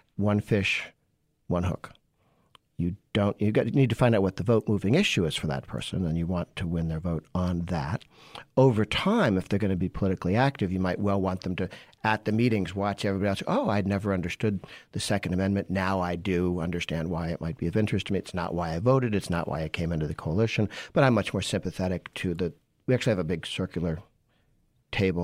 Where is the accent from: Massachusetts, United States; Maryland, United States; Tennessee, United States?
Massachusetts, United States; I grew up in Massachusetts